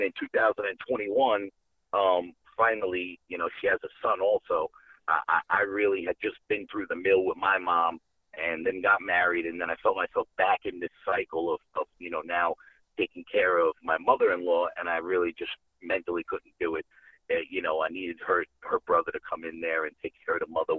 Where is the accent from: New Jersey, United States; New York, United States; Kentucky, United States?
New York, United States; New York City; moved away as an adult; now in Georgia, United States; I'm actually from the Bronx. I'm from New York City.